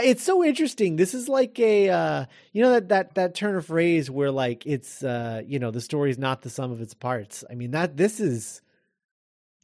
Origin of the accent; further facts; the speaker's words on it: Florida, United States; I felt like I was back growing up in Florida again.